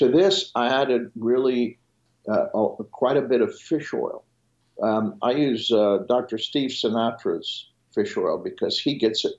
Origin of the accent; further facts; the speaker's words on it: Switzerland; first language French; English is a second language; moved away; I was educated in Switzerland, so my first language is French